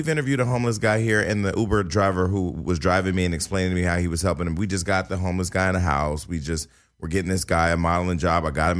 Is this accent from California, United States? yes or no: yes; Stockton, California, United States; I came to the city from Stockton, California.